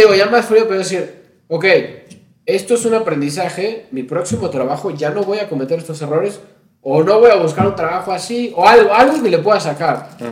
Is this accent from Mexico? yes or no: yes; Mexico; los mexicanos